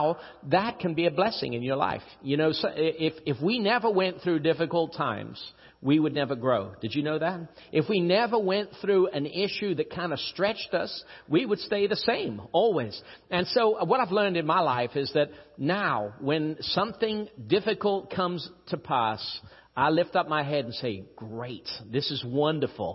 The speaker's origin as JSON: {"language": "English", "region": "Rio de Janeiro", "country": "Brazil", "tie": "born or raised there", "said": "I'm from Rio. I was born in Rio. It's the nicest city in Brazil"}